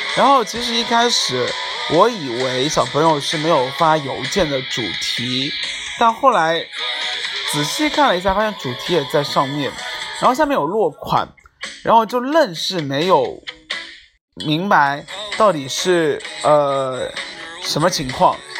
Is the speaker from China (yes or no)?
yes; China; 我也是中国人